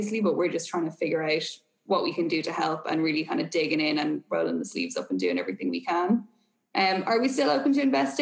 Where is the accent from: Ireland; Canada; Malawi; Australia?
Ireland; also born or lived in Boston; if my accent and my location didn't give it away already, I am obviously Irish.